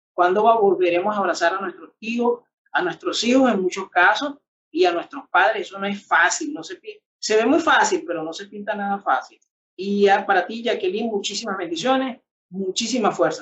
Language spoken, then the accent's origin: Spanish; Venezuela; somos venezolanos, de que somos de una misma tierra